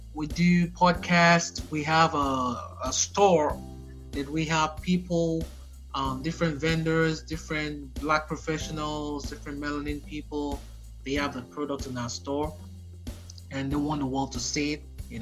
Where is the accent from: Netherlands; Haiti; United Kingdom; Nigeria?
Nigeria; now in United States; I'm an American, but I'm Nigerian, originally from Nigeria.